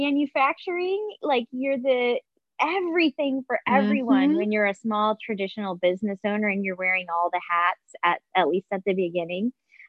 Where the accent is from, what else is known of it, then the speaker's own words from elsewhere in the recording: Southwest, United States; also born or lived in Northeast; And so it was kind of scary, growing up in the Southwest, moving to the Northeast, relatively newlywed still, I was really young.